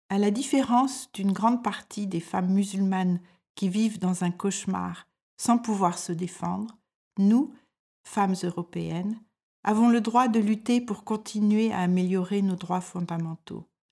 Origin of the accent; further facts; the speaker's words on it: France; moved away as an adult; now in Denmark; je suis française et je vis au Danemark depuis plus de quarante ans